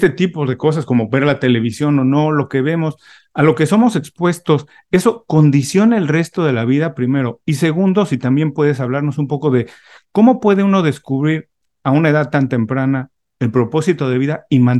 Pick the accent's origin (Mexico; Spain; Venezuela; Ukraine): Mexico; Yo siendo mexicano